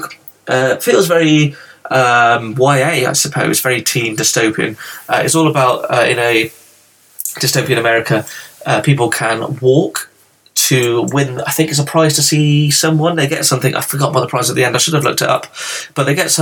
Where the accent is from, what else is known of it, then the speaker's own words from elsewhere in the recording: England, United Kingdom; I'm from England